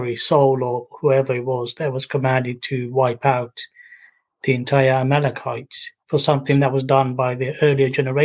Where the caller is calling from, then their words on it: Barking, London, United Kingdom; Near Barking.